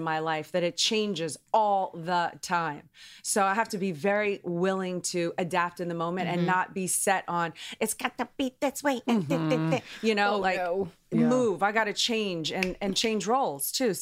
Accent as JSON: {"language": "English", "town": "New Orleans", "region": "Louisiana", "country": "United States", "said": "I'm from New Orleans"}